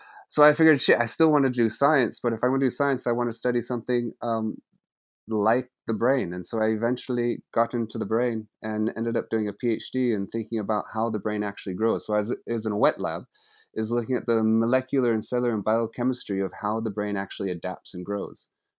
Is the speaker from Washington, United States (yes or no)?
yes; Seattle, Washington, United States; moved away as an adult; also born or lived in San Francisco; now in United Kingdom; I come from the West Coast of the States, and specifically Seattle and San Francisco. And I left the States when I was about 23 and moved to Britain and spent the next 25 years living in Europe, in particular in the UK, Scotland, and England.